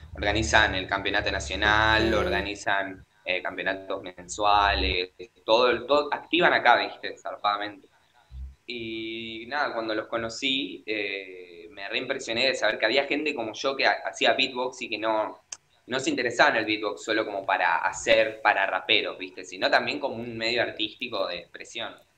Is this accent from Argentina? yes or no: yes; Avellaneda, Buenos Aires Province, Argentina; Yo soy de Argentina, de Buenos Aires, Avellaneda.